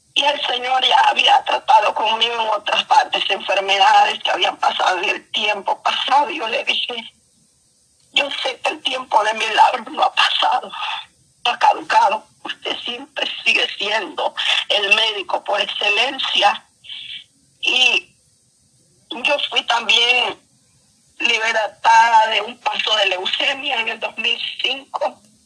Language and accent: Spanish; El Salvador; yo soy de El Salvador